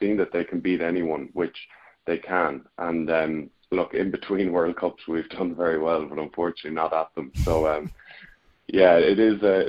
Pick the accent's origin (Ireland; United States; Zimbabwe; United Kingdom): Ireland; I'm Irish